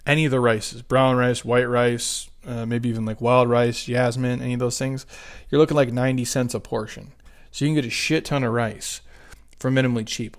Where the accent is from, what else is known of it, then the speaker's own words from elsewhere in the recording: Midwest, United States; now in Southwest, United States; I'm from the Midwest